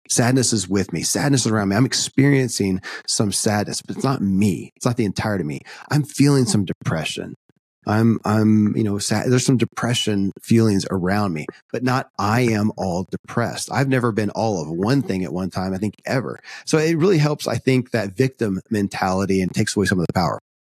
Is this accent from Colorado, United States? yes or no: no; Kentucky, United States; born or raised there